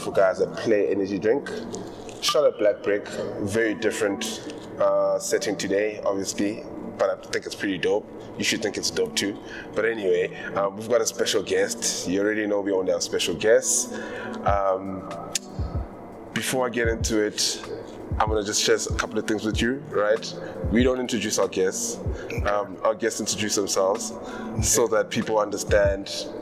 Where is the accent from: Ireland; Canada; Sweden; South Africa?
South Africa; Limpopo; moved away; also born or lived in Pretoria; I'm from Limpopo myself